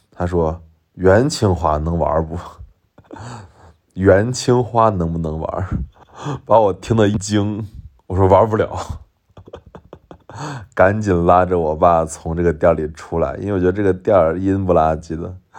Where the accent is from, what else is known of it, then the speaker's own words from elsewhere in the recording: Shaanxi, China; accent: Shaanxi dialect; 我马上用陕西话回了一句说，我是陕西的